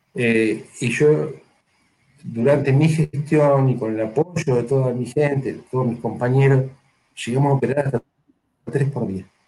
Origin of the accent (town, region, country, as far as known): Argentina